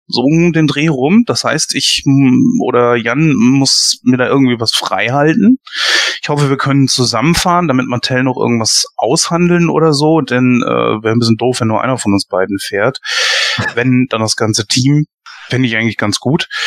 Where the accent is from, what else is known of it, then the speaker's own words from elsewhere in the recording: Germany; wir als Deutsche